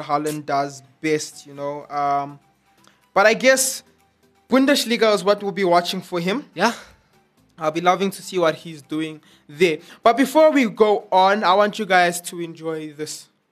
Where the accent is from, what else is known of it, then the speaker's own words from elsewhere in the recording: South Africa; I am South African.